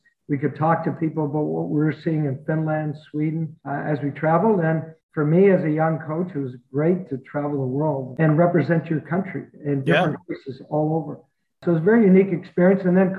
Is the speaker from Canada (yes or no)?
yes; Nova Scotia, Canada; moved away; I'm a guy from Nova Scotia, never played in the NHL.